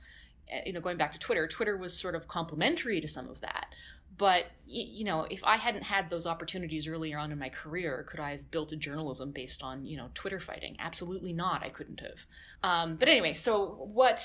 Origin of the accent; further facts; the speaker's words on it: West Coast, Canada; moved away as an adult; also born or lived in Calgary, Alberta; I was born in Calgary, but I grew up mostly in the West Coast.